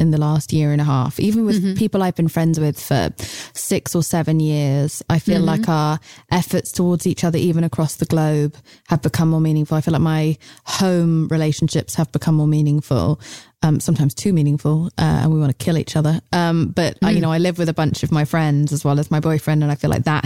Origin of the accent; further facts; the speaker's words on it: England, United Kingdom; I'm English